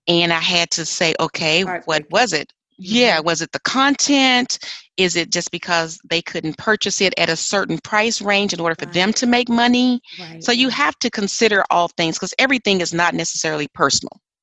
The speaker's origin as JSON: {"language": "English", "region": "Arkansas", "country": "United States", "moved": "yes", "said": "I'm originally from Arkansas"}